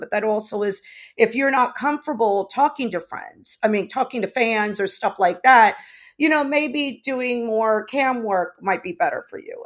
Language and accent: English; United States; also born or lived in Los Angeles; I was raised here. I was raised in the States.